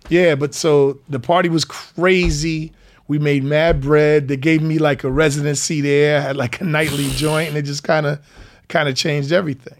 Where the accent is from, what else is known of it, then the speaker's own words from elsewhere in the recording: White Plains, New York, United States; also born or lived in Anderson, South Carolina; I'm from White Plains, New York. I'm a nine one four guy